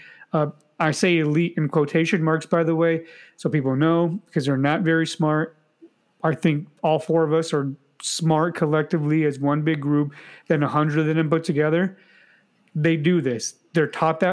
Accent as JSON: {"language": "English", "country": "United States", "said": "I'm an American"}